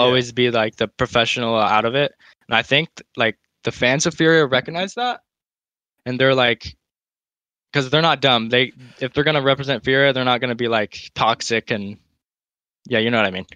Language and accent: English; United States; As an American